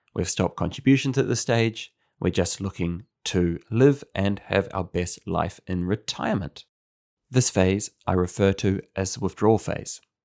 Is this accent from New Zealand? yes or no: yes; New Zealand; moved away; As a New Zealander